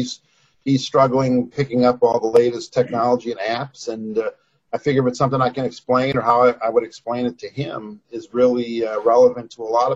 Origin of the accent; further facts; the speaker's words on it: Wisconsin, United States; moved away as an adult; also born or lived in Iowa; now in Atlanta, United States; I'm not from Atlanta originally, but I've been here 30 years now, which is amazing. And grew up in Wisconsin